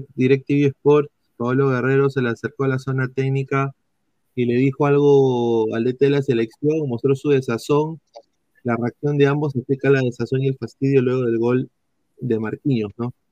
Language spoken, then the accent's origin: Spanish; Peru; como peruanos